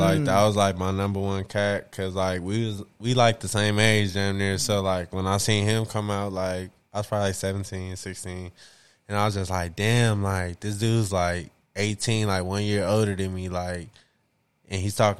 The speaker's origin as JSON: {"language": "English", "town": "Washington", "region": "District of Columbia", "country": "United States", "said": "You're from D.C. D.C."}